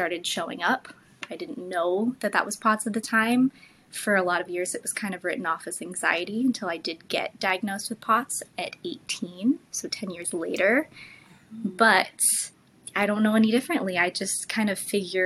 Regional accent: California, United States; also born or lived in New York; I kind of go back and forth between New York and California, but I grew up in California

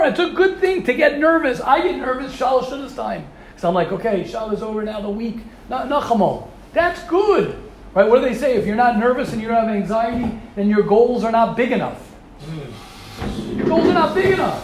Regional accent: United States; I'm an American guy

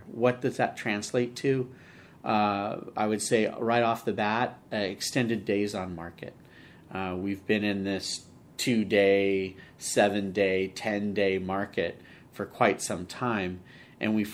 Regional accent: Redwood City, California, United States; Uh, Redwood City. So Redwood born City.

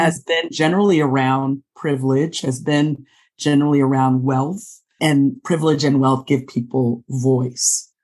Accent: Los Angeles, California, United States; I am sitting in my hometown of Los Angeles, California. I was born here, actually born in South Los Angeles

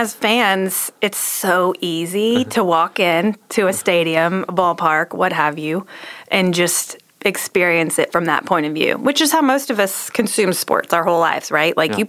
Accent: Waco, Texas, United States; I grew up in Waco.

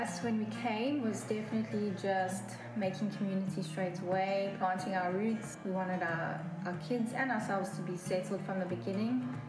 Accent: Amanzimtoti, KwaZulu-Natal, South Africa; And I was born in a town about 20 minutes south of Durban, fondly known as Toti.

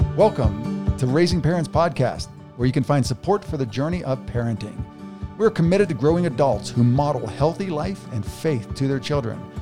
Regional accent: United States; I'm an American

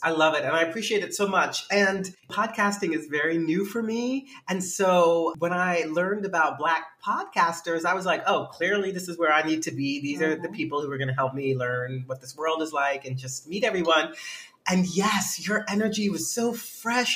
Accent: New York City, New York, United States; also born or lived in Bronx / Brooklyn; I am from New York City, born in the Bronx, grew up in Manhattan, and uh, now I live in Brooklyn.

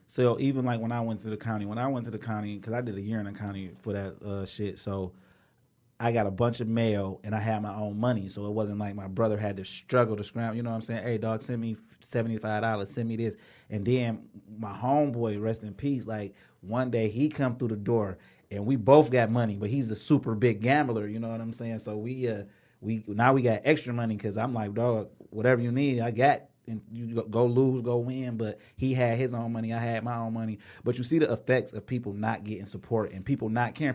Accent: Inkster, Michigan, United States; I'm from Inkster

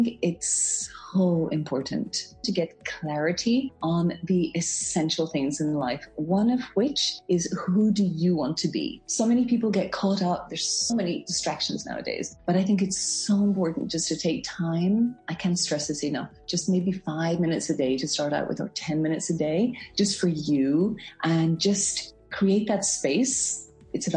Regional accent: Belfast, Northern Ireland, United Kingdom; also born or lived in England / Munich, Germany / French Alps; now in Geneva, Switzerland; I'm from Belfast in Northern Ireland, and I am currently living in Geneva in Switzerland

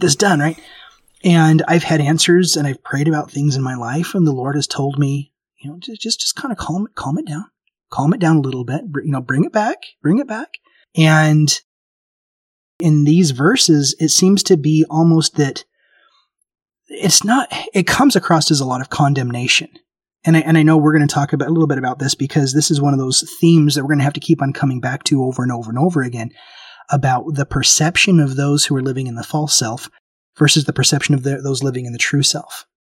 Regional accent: Memphis, Tennessee, United States; I grew up in Memphis. Tennessee

